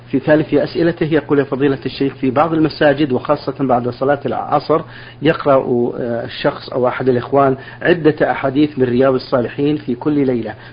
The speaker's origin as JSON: {"language": "Arabic", "country": "Saudi Arabia", "said": "عندنا في السعودية"}